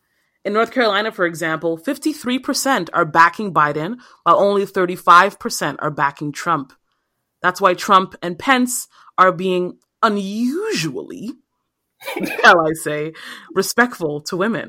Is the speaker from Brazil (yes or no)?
no; Nigeria; now in Toronto, Canada; as a Nigerian